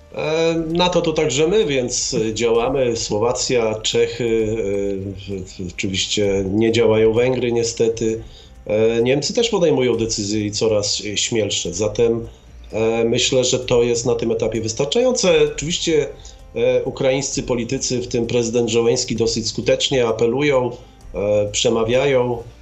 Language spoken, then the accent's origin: Polish; Gdańsk, Pomeranian Voivodeship, Poland; urodziłem się w Gdańsku